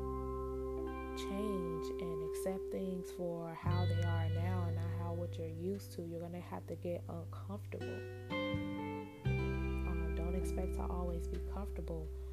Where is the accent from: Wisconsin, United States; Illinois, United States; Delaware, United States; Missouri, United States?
Illinois, United States; Chicago; also born or lived in Benton Harbor, Michigan; I'm from Chicago, born and raised on the south side in Inglewood